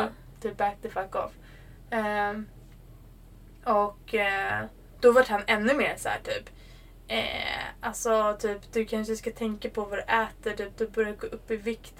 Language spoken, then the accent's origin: Swedish; Sweden; jag är svensk